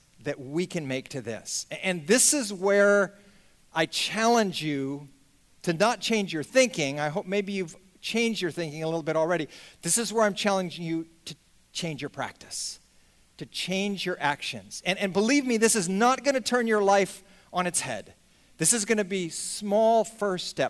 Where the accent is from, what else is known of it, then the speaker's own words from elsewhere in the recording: just outside of San Francisco, California, United States; I grew up just outside of San Francisco